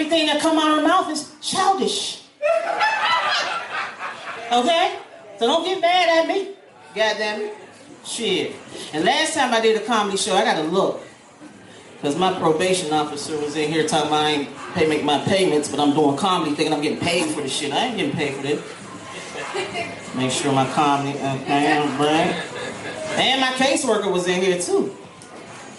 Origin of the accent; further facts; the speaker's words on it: Pennsylvania, United States; now in Atlanta, United States; I come from up north. I'm from Pennsylvania